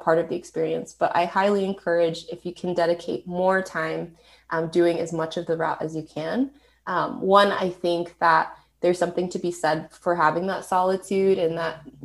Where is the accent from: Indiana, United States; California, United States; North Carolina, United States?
California, United States; I'm from California